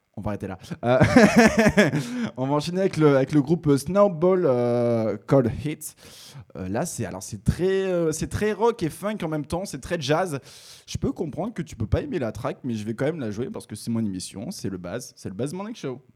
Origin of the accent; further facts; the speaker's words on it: Picardy, Hauts-de-France, France; Je suis picard